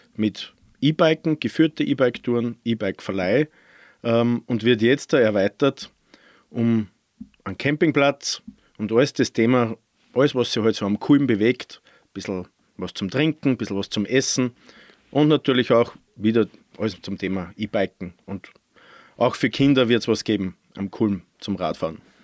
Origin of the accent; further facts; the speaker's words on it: Randegg, Lower Austria, Austria; Also ich bin gebürtiger Mostviertler aus Niederösterreich, Bezirk Scheibs, ja. aus dem kleinen Ort Randeck